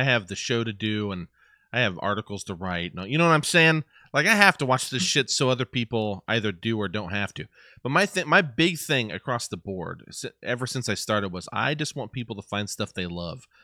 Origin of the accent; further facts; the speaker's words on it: Indiana, United States; I, I'm from Indiana